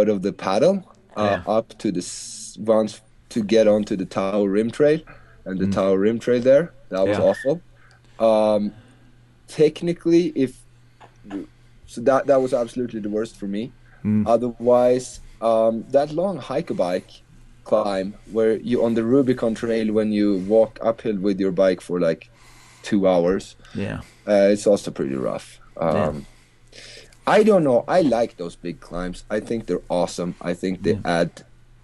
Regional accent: Sweden; moved away; I'm from Sweden

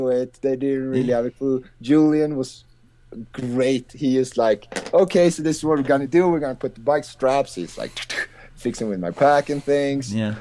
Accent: Sweden; moved away; I'm from Sweden

